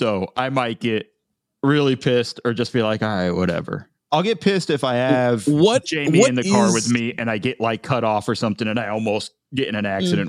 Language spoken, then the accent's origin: English; California, United States; I'm a Californian. That's my voice.